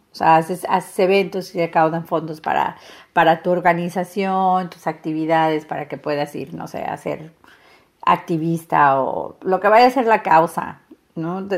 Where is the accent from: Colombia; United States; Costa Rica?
United States; US–Mexico border; accent: norteña; a veces hablas como norteña, pues soy de frontera